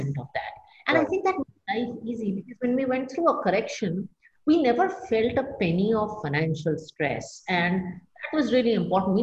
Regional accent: India; as an Indian woman

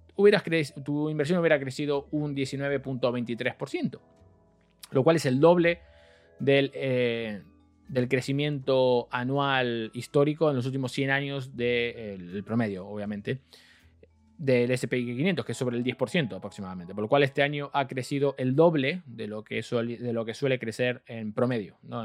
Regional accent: Argentina; soy argentino

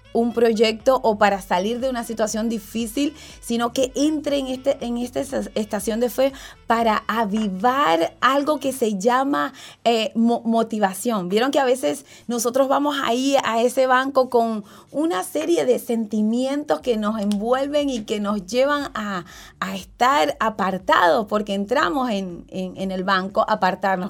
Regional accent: Ocumare de la Costa de Oro, Aragua, Venezuela; nosotros nacimos en Venezuela, en un estado que se llama Aragua, y el pueblo se llama Ocumare de la Costa de Oro

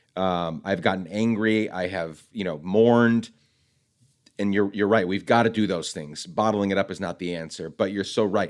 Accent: Guatemala; now in United States; I loved growing up in Guatemala

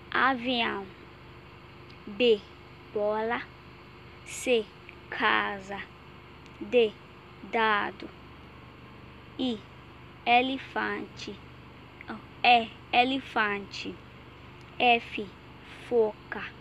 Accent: Nigeria; Portuguese is a second language; moved away; sou da Nigéria, eu tenho 20 anos, eu falo inglês e estudando português.

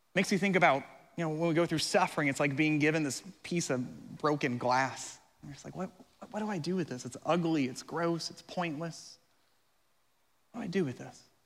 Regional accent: Colorado, United States; now in Florida, United States; I'm from Colorado

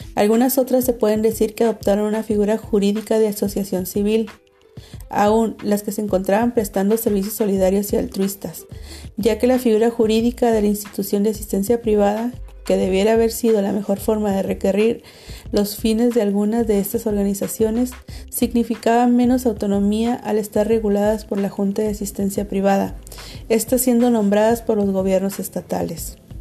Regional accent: Tijuana, Baja California, Mexico; Soy tijuanense de corazón

